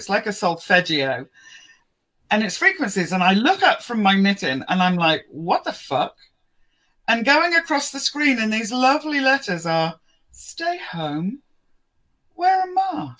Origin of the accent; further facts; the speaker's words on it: Wendover, South East England, United Kingdom; accent: posh Brit; moved away as an adult; now in Florida, United States; I'm from Wendover, but I'm a posh Brit, but I am from Florida now. I'm a Floridian.